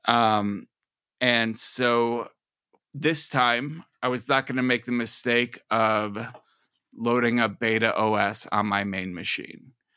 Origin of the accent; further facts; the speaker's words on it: Minnesota, United States; I'm from Minnesota